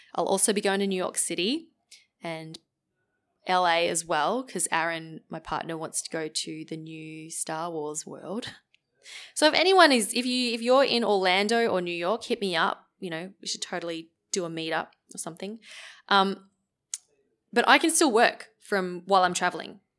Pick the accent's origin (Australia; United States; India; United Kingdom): Australia; I'm from Australia